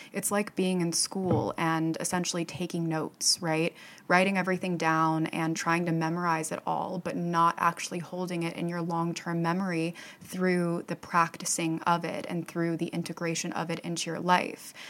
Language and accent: English; Fort Myers, Florida, United States; my hometown of Fort Myers, Florida